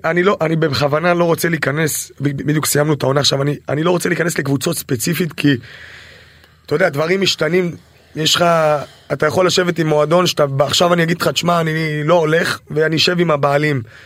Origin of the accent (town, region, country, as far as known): Israel